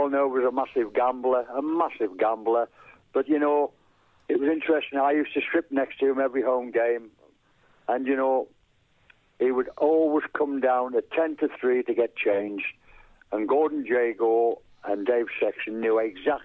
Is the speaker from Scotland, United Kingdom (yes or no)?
no; North East England, United Kingdom; moved away; also born or lived in Burnley / London; my North East lad originally